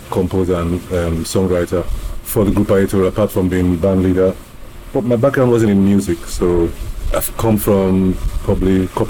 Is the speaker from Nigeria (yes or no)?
yes; Lagos, Nigeria; born or raised there; also born or lived in Ilesha, Osun State, Nigeria / Ikeja